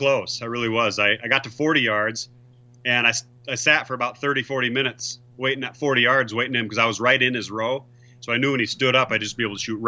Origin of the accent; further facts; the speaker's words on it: South Dakota, United States; I'm from South Dakota.